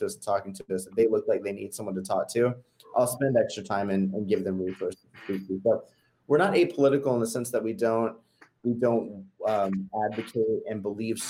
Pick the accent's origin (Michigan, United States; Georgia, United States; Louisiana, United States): Georgia, United States; growing up in Georgia